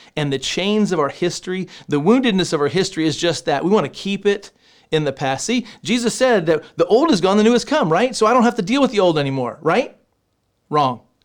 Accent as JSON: {"language": "English", "region": "Texas", "country": "United States", "said": "I'm from Texas"}